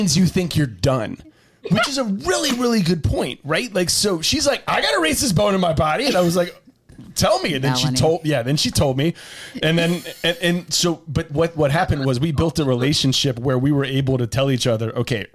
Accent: the South, United States; I was raised in the South

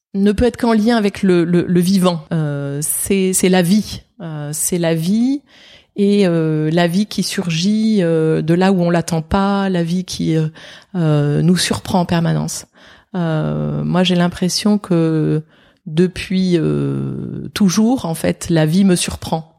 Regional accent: Saint-Étienne, Auvergne-Rhône-Alpes, France; moved away; j'ai grandi à Saint-Étienne. Je ne suis pas née, mais j'ai grandi à Saint-Étienne.

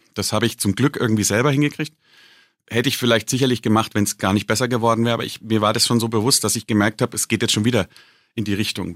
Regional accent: Bavaria, Germany; gerade als Bayer und als Bierliebhaber

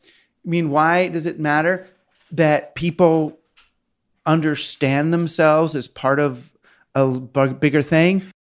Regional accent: Queens, Larchmont, Scarsdale, New York, United States; Queens, Larchmont

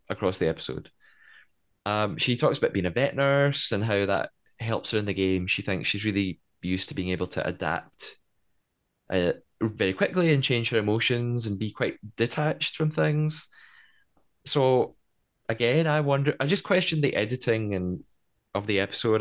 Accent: Scotland, United Kingdom; I'm Scottish

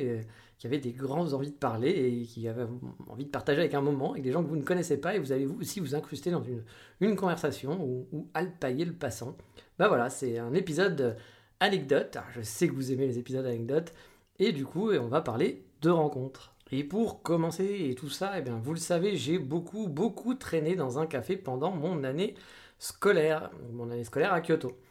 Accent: France; now in Japan; j'étais de France

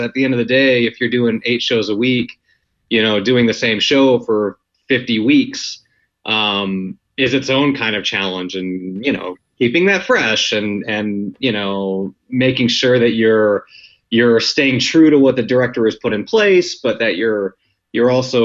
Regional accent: Wyoming, United States; now in Los Angeles, United States; I actually grew up in Wyoming

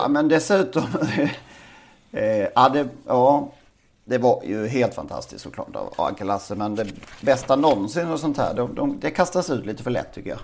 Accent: Karlshamn, Blekinge, Sweden; min hemstad

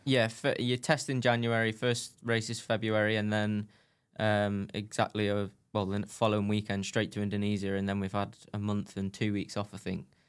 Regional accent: United Kingdom; I was British

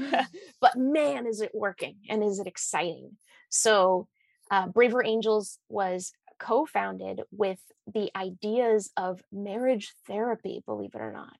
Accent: Washington, United States; we're both from Washington State, right? I grew up in Everett and you're in Seattle.

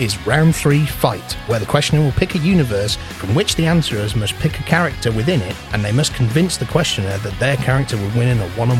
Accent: United Kingdom; we are British.

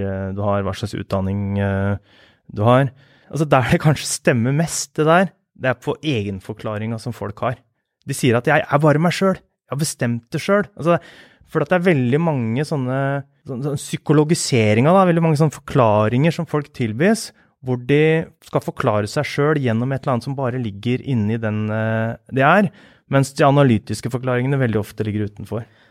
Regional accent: Askim, Østfold, Norway; moved away as an adult; now in Oslo, Norway; jeg vokste opp på Løkenjordet. Der bodde jeg til jeg var 15 år

